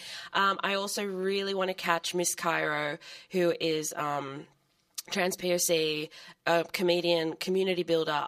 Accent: Sydney, New South Wales, Australia; I'm from Sydney

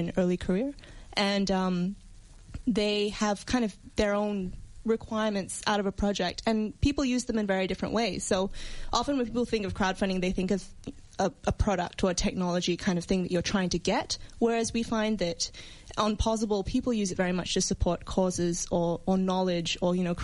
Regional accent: Singapore; now in Australia; I come from Singapore

